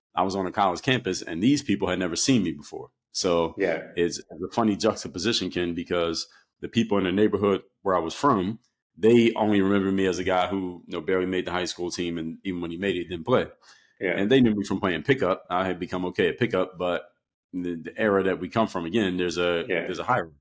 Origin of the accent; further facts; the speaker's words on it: Philadelphia, Pennsylvania, United States; where I come from, and I'm from Philadelphia, PA. So when you come from the city, especially the East Coast in the era that I came from, everybody plays basketball